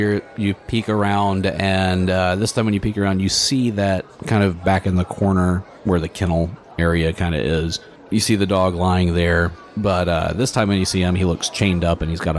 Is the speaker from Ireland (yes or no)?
yes; Ireland; I'm Irish. I can't go without potatoes.